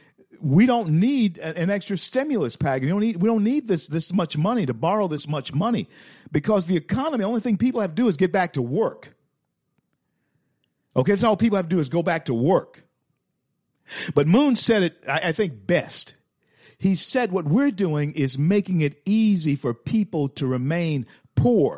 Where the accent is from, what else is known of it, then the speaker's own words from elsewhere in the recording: Shreveport, Louisiana, United States; moved away as an adult; also born or lived in Tampa, Florida; I come back to Shreveport, my hometown